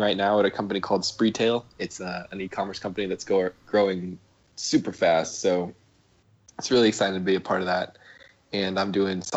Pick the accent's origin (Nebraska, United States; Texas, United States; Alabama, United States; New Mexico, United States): Nebraska, United States; Omaha; I grew up in Omaha, in Nebraska